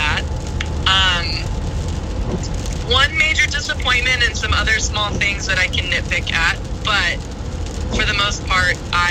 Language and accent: English; Albuquerque, New Mexico, United States; moved away; I just flew into my hometown, Albuquerque, New Mexico